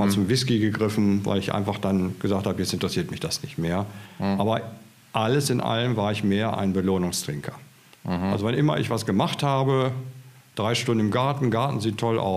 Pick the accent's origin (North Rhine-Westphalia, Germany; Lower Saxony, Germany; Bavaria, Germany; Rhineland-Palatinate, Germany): Lower Saxony, Germany; Hanover; also born or lived in Schleswig-Holstein; now in Potsdam, Germany; gebürtiger Hannoveraner